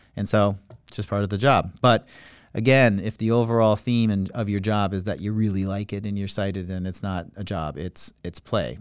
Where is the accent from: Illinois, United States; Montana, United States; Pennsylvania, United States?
Montana, United States; accent: Minnesota; also born or lived in Minnesota; now in Florida, United States; I was born in Montana. As a result of being born in Montana, I grew up in basically the Rocky Mountains.